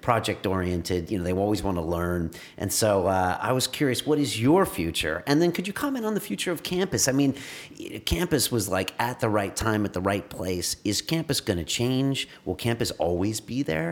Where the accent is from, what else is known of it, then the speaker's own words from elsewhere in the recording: California, United States; I'm from California